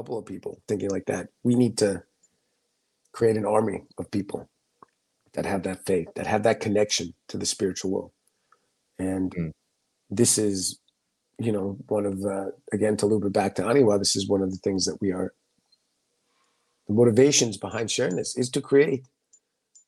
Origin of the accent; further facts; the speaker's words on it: United States; growing up in the United States